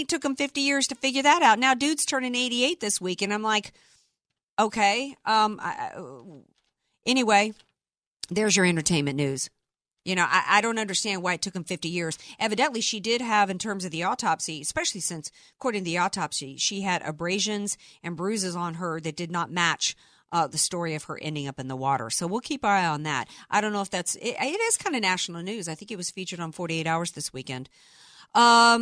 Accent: New Orleans, Louisiana, United States; now in San Diego, United States; I'm from New Orleans

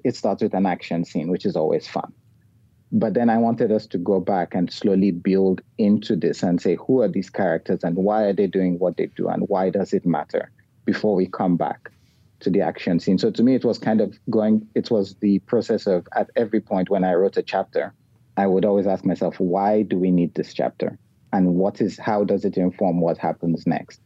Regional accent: Nigeria; moved away as an adult; also born or lived in Kuala Lumpur, Malaysia; now in Australia; as a Nigerian who grew up entirely in Nigeria but has now spent most of his adult life outside

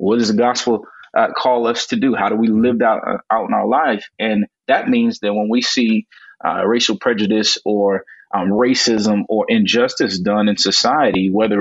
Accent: Gary, Indiana, United States; where I grew up in Gary, Indiana

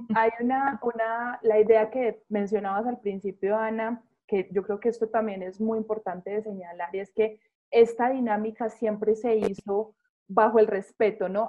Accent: Medellín, Antioquia, Colombia; yo soy de Medellín

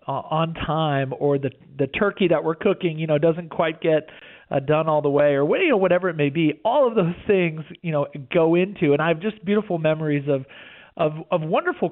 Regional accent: right outside of Houston, Texas, United States; we grew up right outside of Houston.

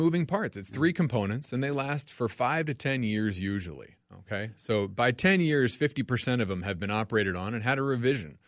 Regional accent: Franklin, Tennessee, United States; moved away as an adult; now in Minnesota, United States; I'm originally from Tennessee, a town south of Nashville called Franklin.

